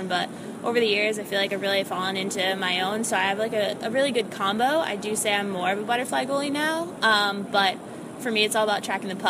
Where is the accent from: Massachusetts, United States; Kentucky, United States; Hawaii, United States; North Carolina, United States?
Massachusetts, United States; North Adams; moved away; also born or lived in Syracuse, New York; I'm actually from Western Mass, North Adams, Massachusetts, out in the Berkshires